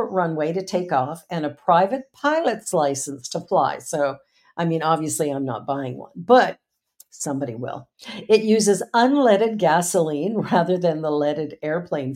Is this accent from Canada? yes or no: yes; Canada; I'm from Canada